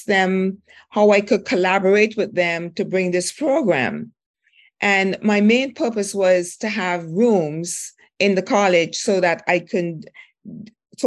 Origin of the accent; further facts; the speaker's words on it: St. Vincent & Grenadines; moved away; I grew up in St. Vincent, West Indies